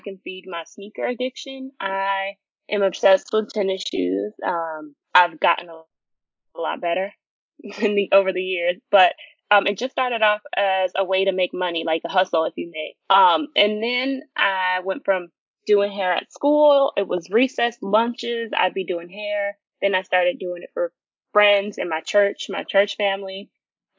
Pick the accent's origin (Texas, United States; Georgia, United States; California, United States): California, United States; Sacramento; I am a hairstylist from Sacramento, California